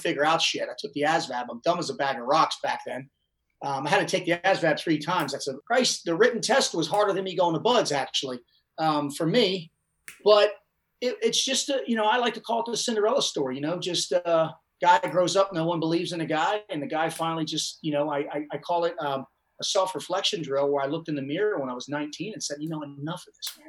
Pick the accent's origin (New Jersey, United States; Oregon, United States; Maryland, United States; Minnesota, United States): Maryland, United States; Baltimore; I'm from Baltimore